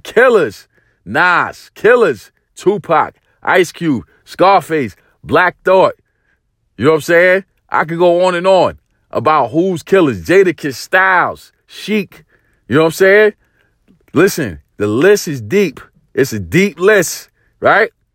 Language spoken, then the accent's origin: English; New York City, New York, United States; growing up in East New York, Brooklyn, in the eighties